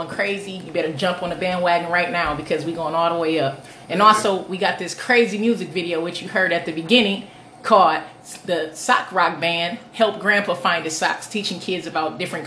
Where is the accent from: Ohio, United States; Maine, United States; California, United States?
Ohio, United States; Toledo; I am born and raised in Ohio, Toledo, Ohio